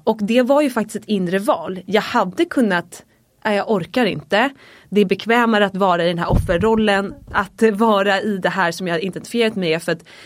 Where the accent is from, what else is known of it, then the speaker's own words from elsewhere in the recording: Dalarö, Stockholm County, Sweden; jag är uppvuxen ute på Dalarö, ett väldigt litet samhälle utanför stan. Typ en 40 minuter från city här i Stockholm